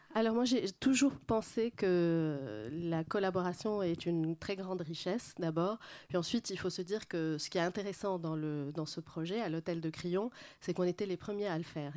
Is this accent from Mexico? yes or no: no; Lebanon; moved away; also born or lived in Paris, France; mon éducation moyenne-orientale, plutôt libanaise